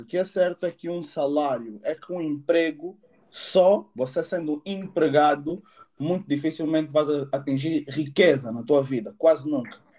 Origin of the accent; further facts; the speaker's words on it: Angola; now in United Kingdom; sou angolano, moro atualmente no Reino Unido